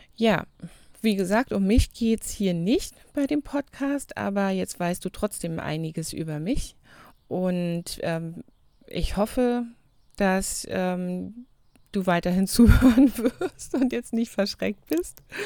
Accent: Germany; also born or lived in New Zealand; Wir haben bei uns in Deutschland immer noch das Zunftsystem

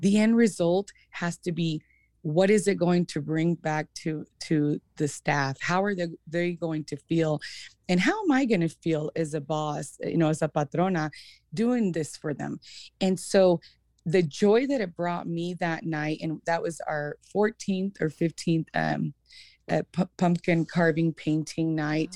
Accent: Emmett, Idaho, United States; I grew up in Emmett

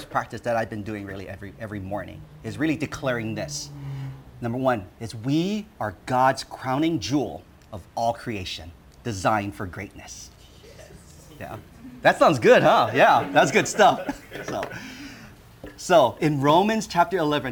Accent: Honolulu, Hawaii, United States; also born or lived in Hong Kong; we immigrated from Hong Kong to Hawaii. So I am a made in Hong Kong baby.

